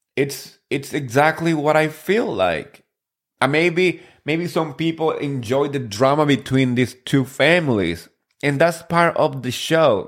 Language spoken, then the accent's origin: English; New Jersey, United States; I grew up in Jersey and that's my, uh, you know, I feel like home.